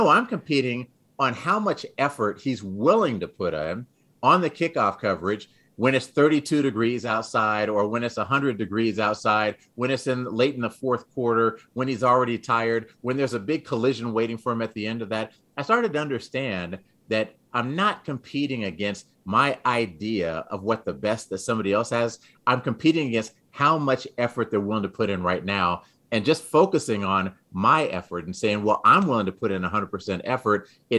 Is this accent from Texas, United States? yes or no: yes; San Antonio, Texas, United States; also born or lived in Dayton, Ohio, United States / England / Greece / Florida, United States; I was born in Dayton, Ohio. We lived in England for 5 years. We lived in Greece for 3 years, lived in Florida for a year, then moved to Texas. And I spent most of my adolescence in Texas, in San Antonio